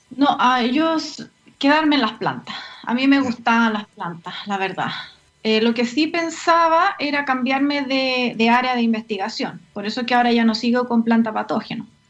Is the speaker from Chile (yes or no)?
yes; Puerto Montt, Los Lagos, Chile; moved away as an adult; now in Santiago, Chile; efectivamente soy de, Puerto Montt, oriunda de Puerto Montt. Sigo diciendo que soy de Puerto Montt a pesar de que ya más de la mitad de mi vida la he vivido en Santiago. Eh, me crié en el campo